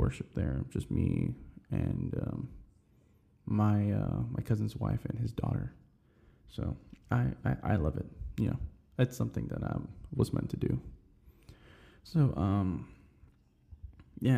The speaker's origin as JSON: {"language": "English", "town": "Houston", "region": "Texas", "country": "United States", "tie": "born or raised there", "said": "I grew up on the North Side. I lived on this side pretty much my whole life"}